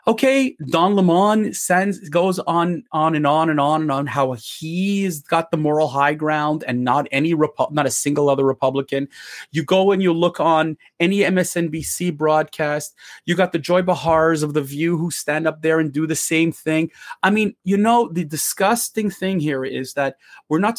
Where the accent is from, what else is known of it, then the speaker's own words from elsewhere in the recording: Canada; I'm a Canadian